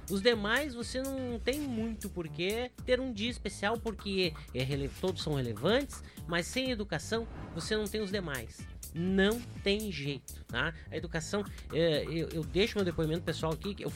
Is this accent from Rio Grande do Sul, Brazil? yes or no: yes; Rio Grande do Sul, Brazil; Eu sou gaúcho e colorado, tá?